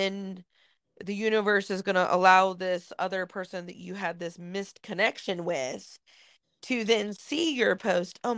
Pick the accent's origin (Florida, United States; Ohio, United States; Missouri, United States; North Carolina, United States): Ohio, United States; Chillicothe; So in Massieville, in Chillicothe, like where I grew up in Southern Ohio